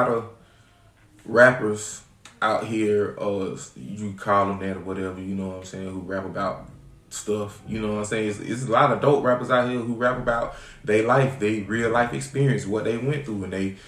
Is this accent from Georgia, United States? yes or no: yes; Augusta, Georgia, United States; now in Atlanta, United States; I'm not even originally from Atlanta. I'm from Augusta, Georgia. We moved up here in 1995